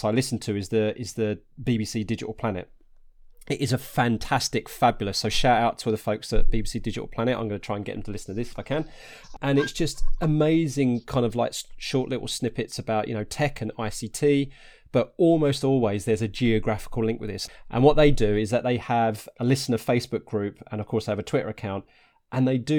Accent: Harlow, East of England, United Kingdom; moved away; I'm originally from Harlow in Essex

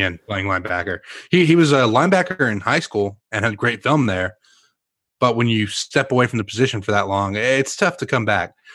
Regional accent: Mesquite, Texas, United States; moved away; also born or lived in Rockwall, Texas; growing up in Mesquite before I moved to Rockwall

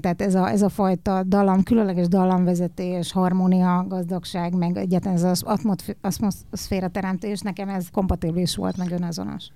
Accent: Hungary; én magyarnak születtem

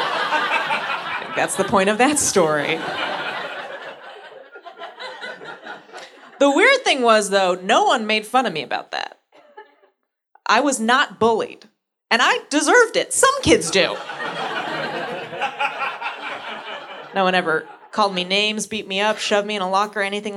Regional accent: San Francisco, California, United States; I'm from San Francisco

